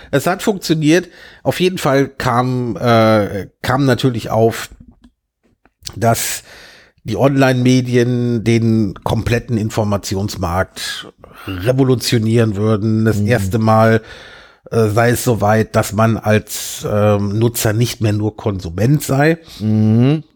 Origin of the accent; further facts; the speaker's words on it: Germany; accent: German; also born or lived in London, United Kingdom / Alexandria, Virginia, United States; als Deutscher